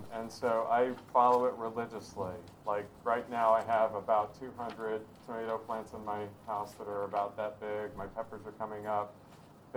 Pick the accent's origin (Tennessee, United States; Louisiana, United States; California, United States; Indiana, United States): Tennessee, United States; Knoxville; now in Peaks Island, United States; I was raised in Tennessee